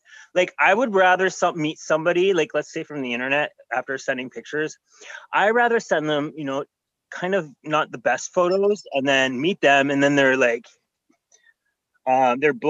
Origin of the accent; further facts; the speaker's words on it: Canada; I'm Canadian